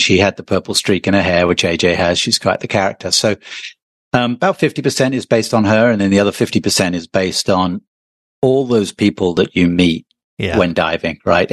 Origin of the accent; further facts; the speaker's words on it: England, United Kingdom; moved away; I'm originally from England